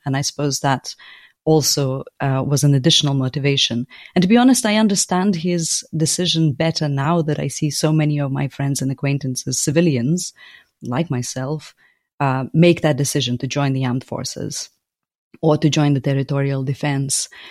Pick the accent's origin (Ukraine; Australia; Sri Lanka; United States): Ukraine; Lviv, Lviv Oblast; now in London, United Kingdom; it's in Lviv, in my hometown